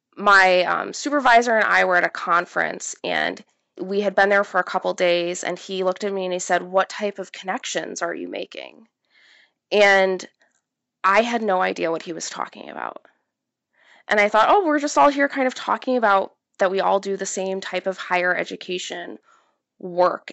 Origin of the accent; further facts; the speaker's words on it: Midwest, United States; the area that I grew up in in the Midwest